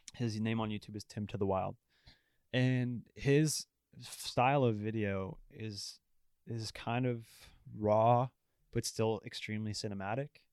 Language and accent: English; Ottawa, Ontario, Canada; I'm from Ottawa, I love Ottawa